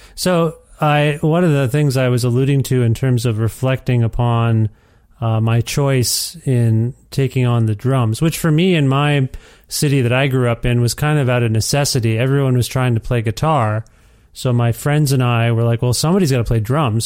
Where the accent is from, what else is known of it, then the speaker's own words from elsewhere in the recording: Ontario, Canada; now in Edmonton, Canada; I'm originally from Ontario